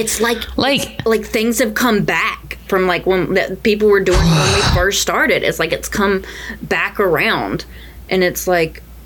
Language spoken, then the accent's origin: English; the South, United States; Growing up in the South